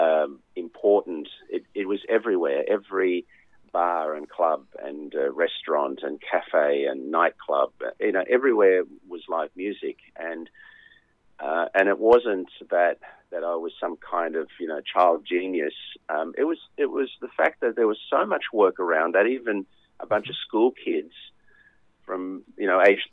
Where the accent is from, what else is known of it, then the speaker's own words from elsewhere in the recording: Wollongong, New South Wales, Australia; I grew up in Wollongong